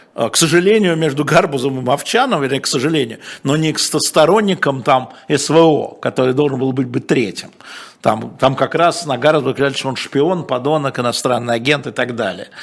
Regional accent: Moscow, Russia; я москвич

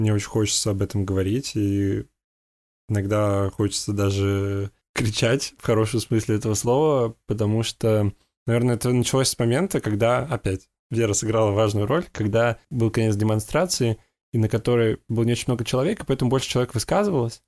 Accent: Russia; now in Netherlands; из России

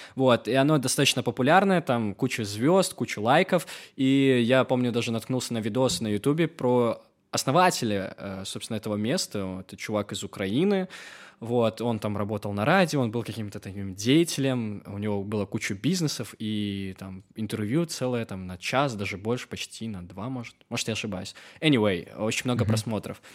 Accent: Belarus; now in Georgia; я вообще э, из Беларуси, ну, на русском говорю

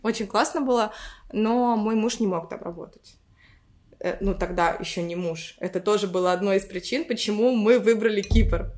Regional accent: Rybinsk, Yaroslavl Oblast, Russia; moved away as an adult; also born or lived in Moscow, Russia; now in Cyprus; Я родилась в Рыбинске. Это город под э, Ярославлем

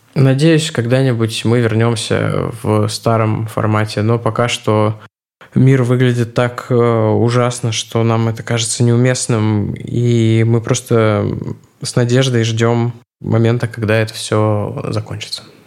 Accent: Russia; я как россиянин

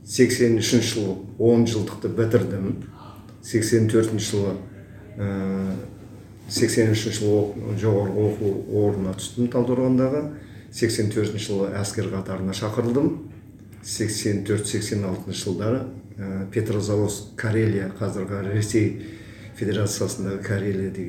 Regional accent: Kazakhstan; also born or lived in Taldykorgan / Karelia; туылған жерім үйгентас ауданы

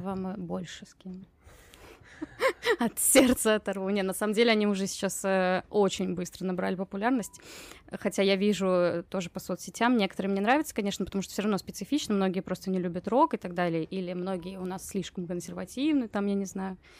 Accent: Russia; я из России, а не из Украины

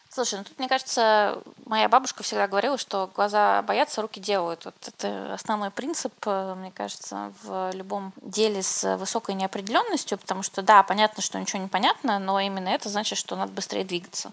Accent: Saint Petersburg, Russia; now in Moscow, Russia; Я сама родилась в Питере

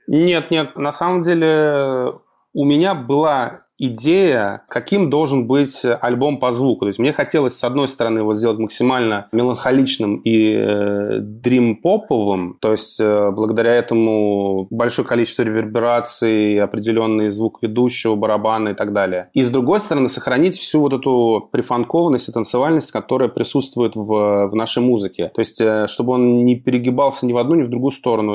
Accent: Russia; мы из России

